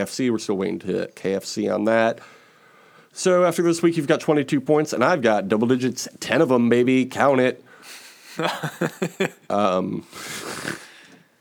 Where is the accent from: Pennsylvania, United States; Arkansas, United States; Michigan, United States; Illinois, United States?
Illinois, United States; Chicago; my hometown of Chicago, Illinois